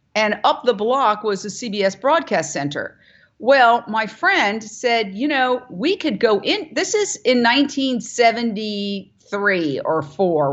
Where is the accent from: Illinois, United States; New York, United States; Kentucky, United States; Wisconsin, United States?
New York, United States; moved away as an adult; also born or lived in Fort Myers, Florida / Minneapolis / Philadelphia / Los Angeles; I was born and raised in Manhattan